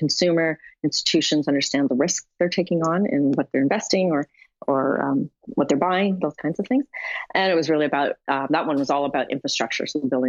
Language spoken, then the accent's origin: English; Canada; I'm a Canadian